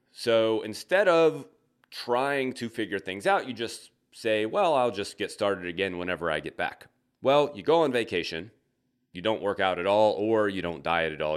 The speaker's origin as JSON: {"language": "English", "region": "the South", "country": "United States", "moved": "yes", "lives_now": "Midwest, United States", "said": "I'm from the South."}